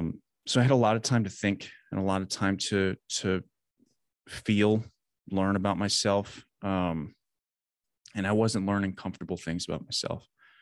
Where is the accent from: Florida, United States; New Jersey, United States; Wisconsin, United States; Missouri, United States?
Wisconsin, United States; I grew up in Southern Wisconsin, kind of always lived there.